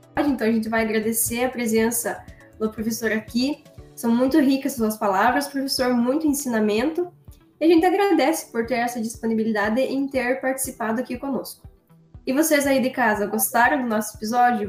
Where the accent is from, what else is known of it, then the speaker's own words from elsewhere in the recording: Prudentópolis, Paraná, Brazil; lá na minha região, em Prudentópolis